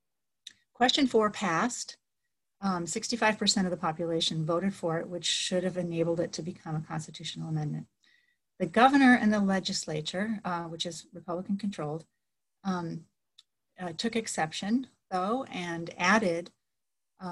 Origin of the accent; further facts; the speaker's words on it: Florida, United States; now in Massachusetts, United States; I'm from Florida